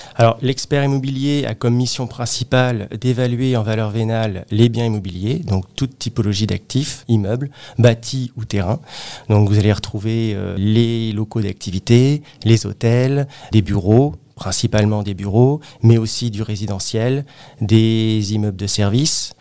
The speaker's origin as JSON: {"language": "French", "town": "Créteil", "region": "Île-de-France", "country": "France", "said": "je suis originaire euh, de la région parisienne, plus précisément euh, de la ville de Créteil"}